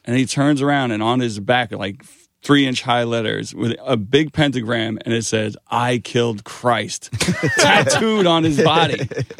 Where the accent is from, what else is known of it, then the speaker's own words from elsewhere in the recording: Queens, New York, United States; now in New Jersey, United States; But the area I moved in, Jersey, it reminds me of the neighborhood we grew up in Queens.